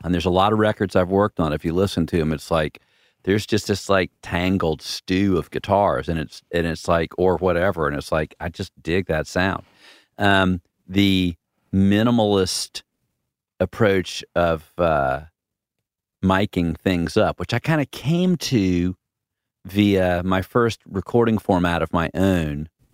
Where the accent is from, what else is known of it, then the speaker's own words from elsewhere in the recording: the South, United States; growing up in the South